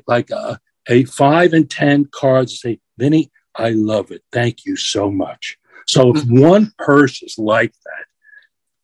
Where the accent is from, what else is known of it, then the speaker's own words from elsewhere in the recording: New York City, New York, United States; I'm a New Yorker